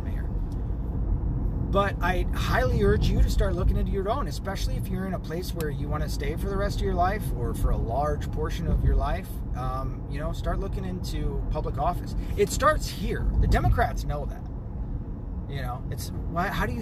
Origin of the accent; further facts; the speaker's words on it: the South, United States; now in near Detroit, United States; I'm a kid from the South